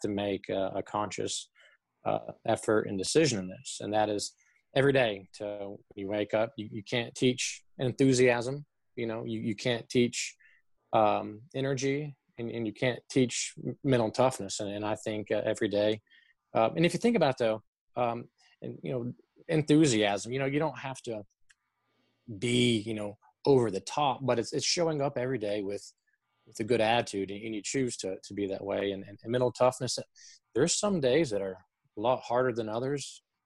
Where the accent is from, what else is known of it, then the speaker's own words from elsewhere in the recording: Chattanooga, Tennessee, United States; moved away as an adult; also born or lived in Lexington, Kentucky; born and raised in Chattanooga, Tennessee.